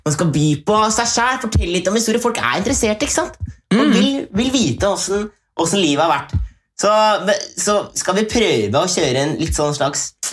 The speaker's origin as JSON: {"language": "Norwegian", "country": "Norway", "moved": "yes", "lives_now": "Sweden", "said": "folk hjemme i Norge"}